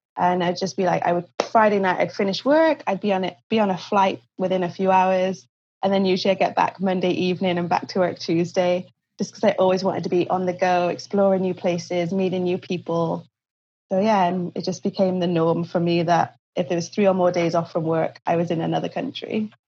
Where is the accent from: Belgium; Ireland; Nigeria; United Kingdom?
United Kingdom; Cardiff, Wales; moved away as an adult; also born or lived in China / Australia; now in Vancouver, Canada; I'm originally from Cardiff in Wales in the UK.